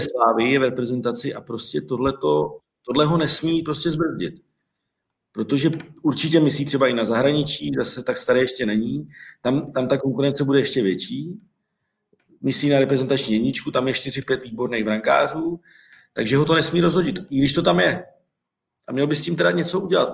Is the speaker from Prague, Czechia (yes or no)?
no; Hradec Králové, Hradec Králové Region, Czechia; jsem Hradečák